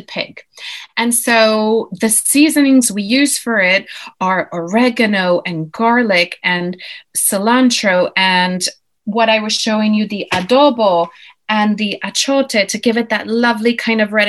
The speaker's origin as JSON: {"language": "English", "town": "Guaynabo", "country": "Puerto Rico", "tie": "born or raised there", "also_born_or_lived": "United States / Europe", "moved": "as an adult", "lives_now": "London, United Kingdom", "said": "I grew up in Guaynabo, which is in Puerto Rico in the Caribbean"}